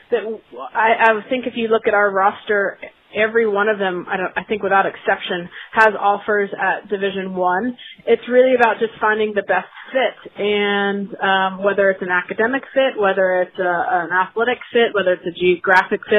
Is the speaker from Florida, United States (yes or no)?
yes; Daytona Beach, Florida, United States; I'm entering my 14th year as the head coach at Riddle, which is in Daytona Beach, Florida, my hometown.